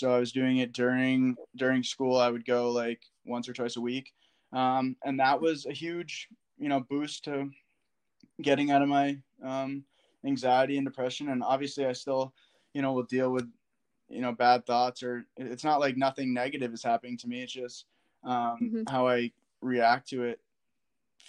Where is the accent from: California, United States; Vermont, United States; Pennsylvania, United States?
Vermont, United States; Woodstock; I'm from Woodstock, Vermont, even though I went to Hartford